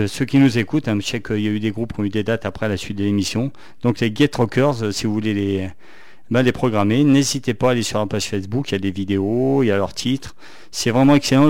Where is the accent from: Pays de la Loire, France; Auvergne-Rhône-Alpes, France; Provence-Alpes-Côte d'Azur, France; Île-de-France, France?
Auvergne-Rhône-Alpes, France; Saint-Étienne; accent: stéphanois; mon accent stéphanois anglais pourri